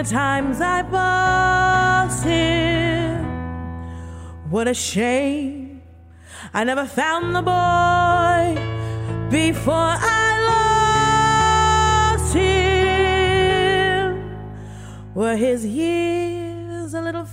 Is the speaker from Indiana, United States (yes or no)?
no; Miami, Florida, United States; moved away; I'm originally from Miami